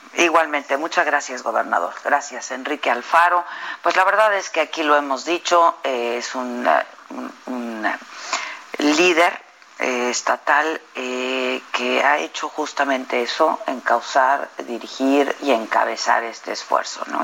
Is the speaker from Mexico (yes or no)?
yes; Mexico; cada uno de nosotros, pues también somos mexicanos